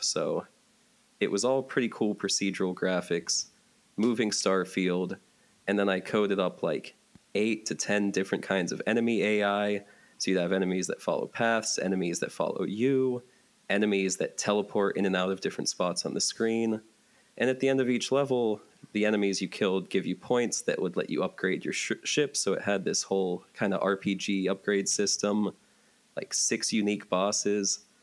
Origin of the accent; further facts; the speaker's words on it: Johnstown, Pennsylvania, United States; moved away as an adult; also born or lived in Pittsburgh, Pennsylvania; now in Northern Virginia, United States; I'm from the Pittsburgh, Pennsylvania area but uh, after my parents divorced, I grew up in Johnstown, Pennsylvania, which is about two hours east of that in central PA